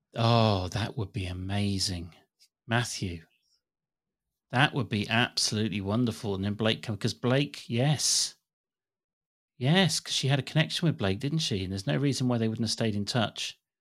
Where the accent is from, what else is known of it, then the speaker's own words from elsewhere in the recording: England, United Kingdom; as an English person